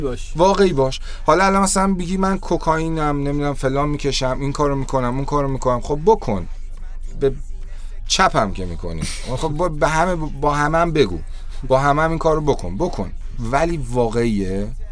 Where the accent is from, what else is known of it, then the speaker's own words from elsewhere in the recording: Iran; من توی کشور جنگ زده به دنیا اومدم